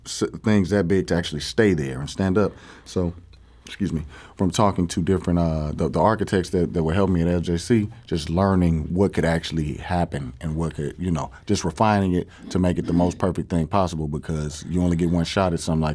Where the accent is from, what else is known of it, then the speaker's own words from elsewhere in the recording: East St. Louis, Illinois, United States; I grew up in East St. Louis